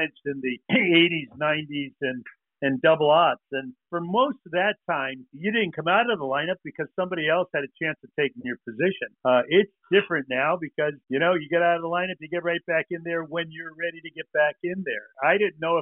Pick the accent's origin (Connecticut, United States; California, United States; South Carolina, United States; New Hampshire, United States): Connecticut, United States; Stamford; born and raised in Stamford, Connecticut, I've always been here